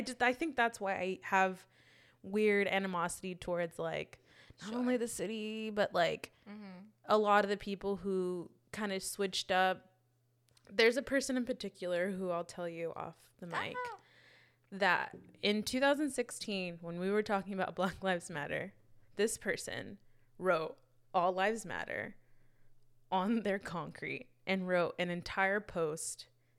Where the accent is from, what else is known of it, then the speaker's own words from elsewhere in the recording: Fresno, California, United States; moved away as an adult; also born or lived in Oakland; when I moved to Oakland, I was so quick to adopt that city because I was like, this feels more like home than my own home does. Mm. And I would defend Oakland. Sorry. Mm. Before I would ever defend Fresno.